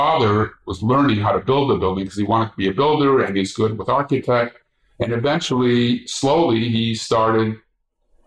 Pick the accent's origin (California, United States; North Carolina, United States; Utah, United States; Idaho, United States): California, United States; Los Angeles; I grew up in Boyle Heights